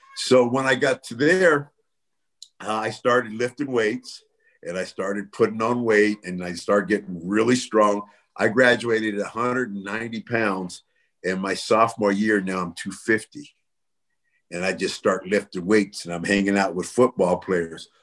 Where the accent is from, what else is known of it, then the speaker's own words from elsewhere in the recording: Bay Area, California, United States; moved away; also born or lived in Las Vegas; I'm from the Bay Area